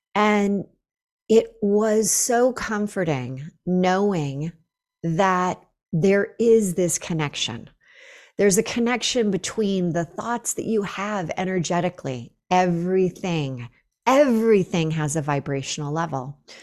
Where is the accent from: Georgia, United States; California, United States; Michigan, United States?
California, United States; Northern; moved away as an adult; now in Boulder, United States; Northern California where I had lived forever